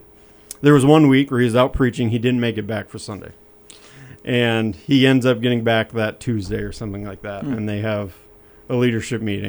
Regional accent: Rockford, Minnesota, United States; I grew up in Rockford, Minnesota

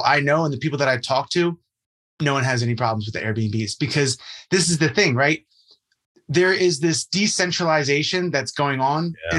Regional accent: Jersey Shore, New Jersey, United States; I'm from New Jersey. Of course. Jersey Shore, born and raised. And you know, I actually come from a real estate family.

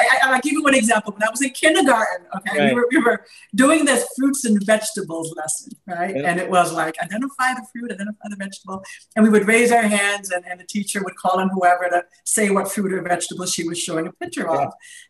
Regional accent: East Coast, United States; moved away as an adult; also born or lived in Midwest; I grew up on the East Coast for the most part.

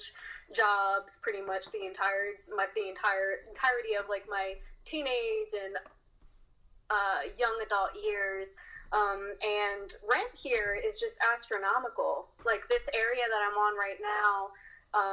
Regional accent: Maryland, United States; moved away as an adult; now in Virginia, United States; I grew up in Maryland

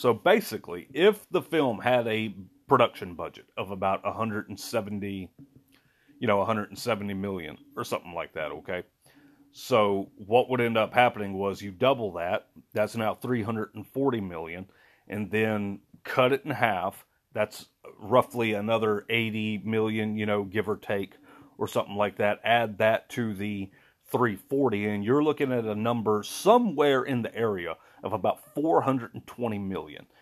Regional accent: Louisiana, United States; I am from Louisiana. I live in Louisiana

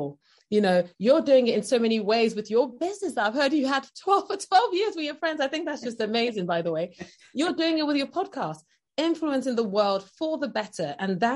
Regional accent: Nigeria; moved away as an adult; now in United Kingdom; I'm originally from Nigeria, and I lived in Nigeria for the first 17 years of my life. And then I moved over to the UK

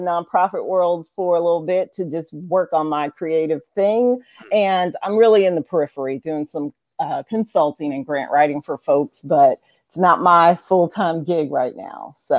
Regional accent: Goose Creek, South Carolina, United States; also born or lived in Washington, D.C.; I'm actually from Goose Creek.

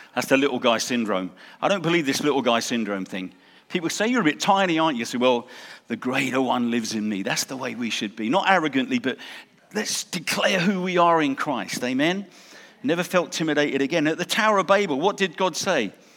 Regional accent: England, United Kingdom; moved away; also born or lived in South Africa; we lived in South Africa, we're English, we went to South Africa, got, got saved and came here.

